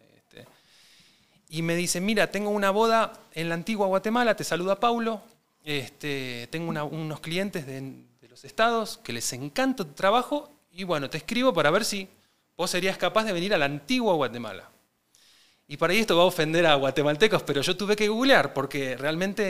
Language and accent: Spanish; Buenos Aires, Argentina; Nací en Capital Federal, en el barrio de, Belgrano, este, así que soy porteño